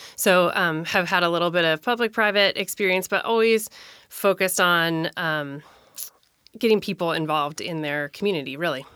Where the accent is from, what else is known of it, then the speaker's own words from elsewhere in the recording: Minnesota, United States; moved away as an adult; now in Tacoma, United States; I moved to Tacoma in nineteen ninety-eight. I grew up in Minnesota